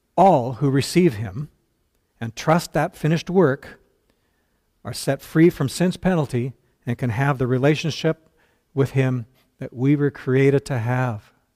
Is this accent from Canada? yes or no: yes; Burnaby, British Columbia, Canada; I grew up in North Burnaby. Uh, North Burnaby suburb of Vancouver